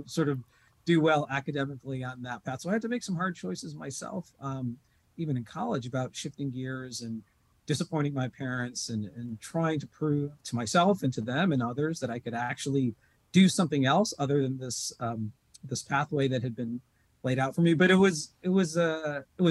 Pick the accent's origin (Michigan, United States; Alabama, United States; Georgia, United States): Michigan, United States; Detroit; as an American Muslim growing up in Metro Detroit in the 70s and 80s